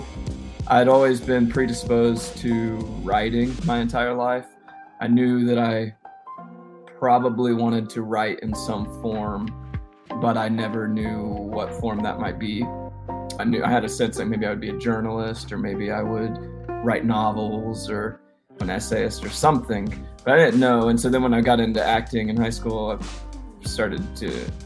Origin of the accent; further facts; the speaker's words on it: the Panhandle of Texas, United States; now in Atlanta, United States; I'm from the Panhandle of Texas. So in high school, I got into the theater